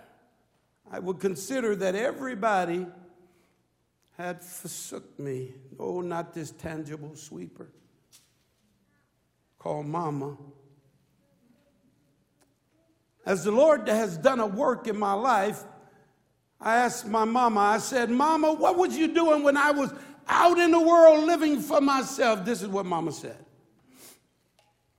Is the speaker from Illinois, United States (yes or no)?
yes; Chicago, Illinois, United States; I grew up in Chicago, Illinois